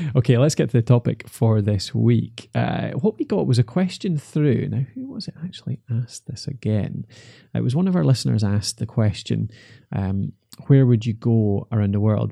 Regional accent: Dumfries, Scotland, United Kingdom; moved away; I'm from Dumfries originally

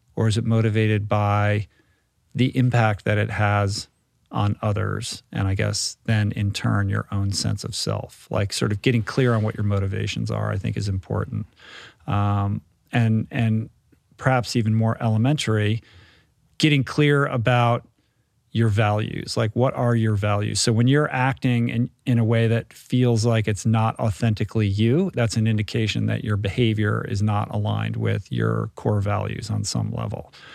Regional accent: United States; as an American

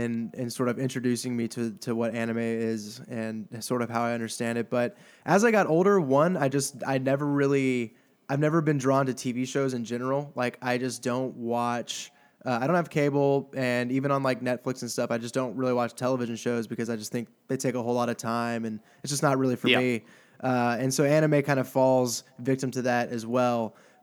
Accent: Houston, Texas, United States; born there; I was born in Houston.

